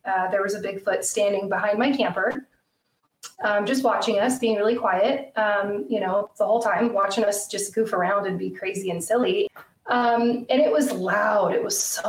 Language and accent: English; Idaho, United States; also born or lived in Lake Tahoe, California / California; now in Washington, United States; I grew up in Idaho